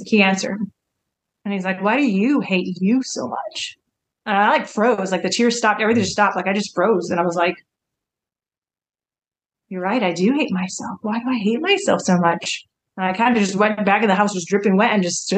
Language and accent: English; Wisconsin, United States; now in Kansas, United States; I grew up in Wisconsin, actually, okay. In the cold